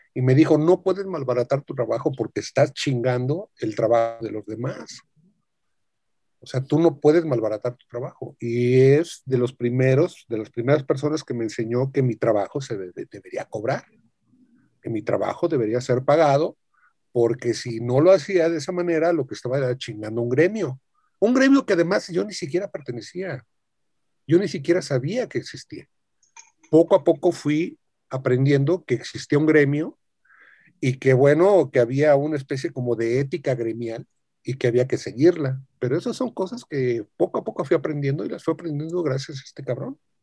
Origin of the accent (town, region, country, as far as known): Mexico; born or raised there